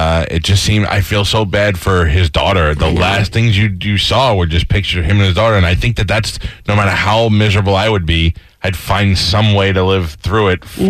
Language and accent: English; New York, United States; moved away; I grew up in New York